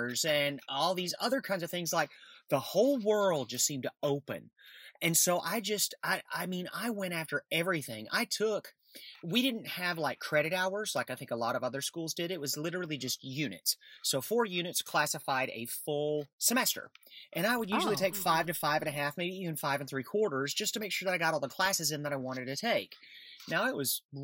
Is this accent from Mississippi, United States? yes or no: no; Nectar, Alabama, United States; moved away; also born or lived in New York City; I grew up in a really small town